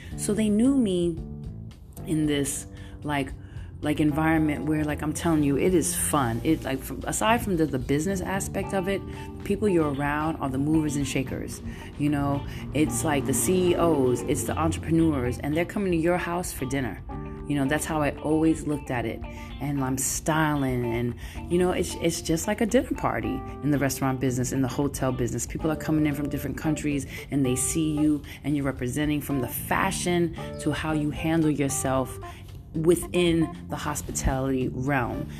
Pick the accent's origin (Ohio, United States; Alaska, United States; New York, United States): New York, United States; New York City; moved away as an adult; now in San Francisco, United States; I'm Brooklyn all day. I got that Brooklyn vibe. I'm Brooklyn all day, and I'm coming in from the Bay, and I've been living here for over like 20 years